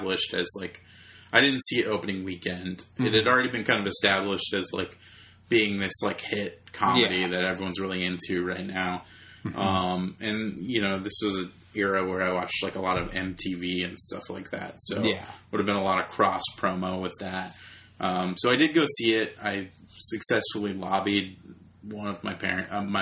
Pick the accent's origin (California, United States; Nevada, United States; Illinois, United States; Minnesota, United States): California, United States; Long Beach